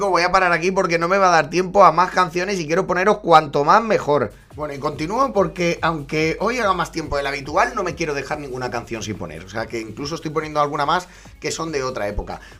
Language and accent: Spanish; Valencia, Valencian Community, Spain; mi equipo, yo soy de Valencia, lo sabéis, ganó una Copa del Rey